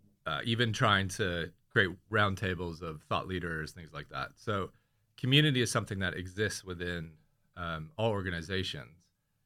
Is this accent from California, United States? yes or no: yes; California, United States; now in London, United Kingdom; And I'm from Bay Area, California. I live in Crouch End.